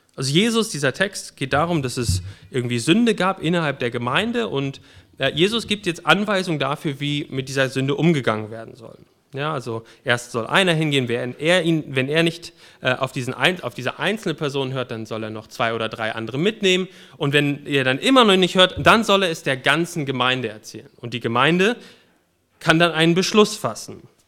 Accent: Germany; ich bin Deutscher

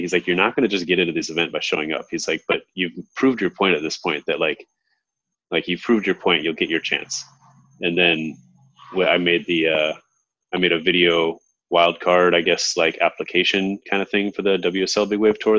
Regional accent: Hermosa Beach, California, United States; moved away as an adult; now in Hawaii, United States; I grew up in Hermosa Beach, California, and moved to Hawaii when I was 18

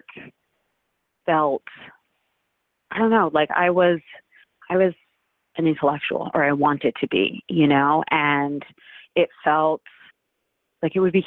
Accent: Cape Cod, Massachusetts, United States; I grew up on Cape Cod, and that's a sort of summer tourist economy

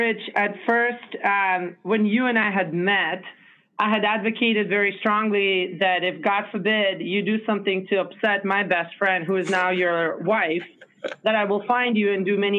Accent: Israel; moved away; And it was a very interesting experience moving to Israel as a child. And then growing up in Israel, Israel is probably one of my most favorite culturally rich places in this world.

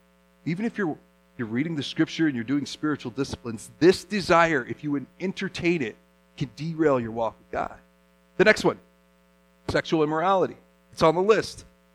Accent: Japan; You know, I grew up as a missionary kid in Japan, and we saw idols.

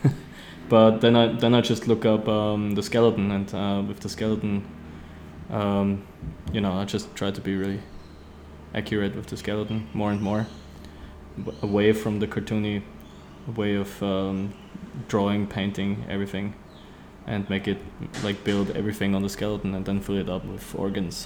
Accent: Austria; also born or lived in Vienna; I'm from Austria

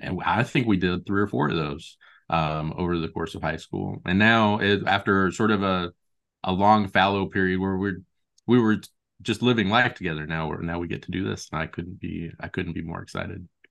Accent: Lincoln and Omaha, Nebraska, United States; now in Portland, United States; I grew up in Lincoln and Omaha, Nebraska, but I've lived in Portland, Oregon for the last seventeen years now.

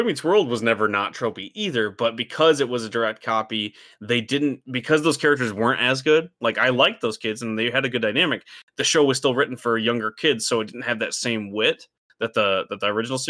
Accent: Midwest, United States; We grew up in the Midwest and like we don't relate to the city.

